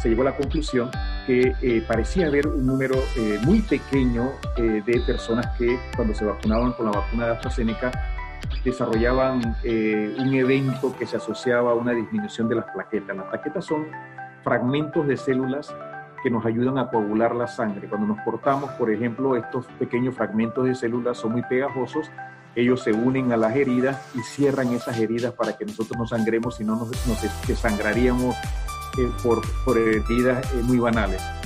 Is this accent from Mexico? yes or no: no; Panama; nosotros los panameños